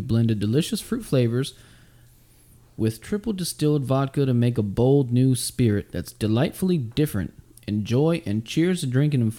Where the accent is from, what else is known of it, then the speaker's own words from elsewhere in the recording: Texas, United States; As a Texan, I think it's in our blood to say fuck Oklahoma.